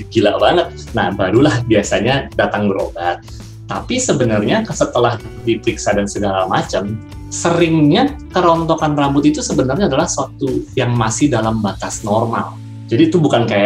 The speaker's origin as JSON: {"language": "Indonesian", "region": "Jakarta", "country": "Indonesia", "tie": "born or raised there", "moved": "as an adult", "lives_now": "Balikpapan, Indonesia", "said": "aku kecilnya di Jakarta sih, tapi ketika udah lulus, aku kayak, aduh Jakarta terlalu macet dan membuatku kusut."}